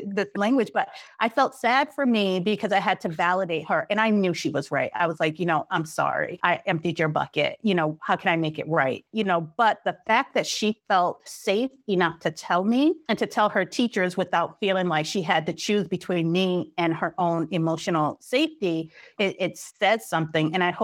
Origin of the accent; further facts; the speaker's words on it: New York City, New York, United States; I grew up in Brooklyn in the 80s during the height of the drug epidemic at the epicenter.